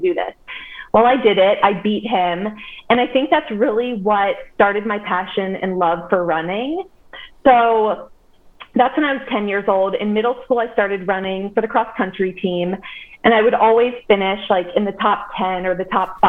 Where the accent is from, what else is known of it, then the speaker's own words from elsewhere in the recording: Indian Hill, Ohio, United States; So I grew up in Cincinnati. I grew up in Indian Hill. I lived there my entire life